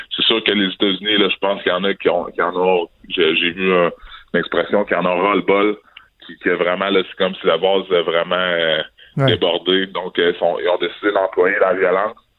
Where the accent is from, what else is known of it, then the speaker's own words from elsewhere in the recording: Quebec City, Quebec, Canada; je suis québécois, je suis né ici à Québec, j'ai grandi à Québec.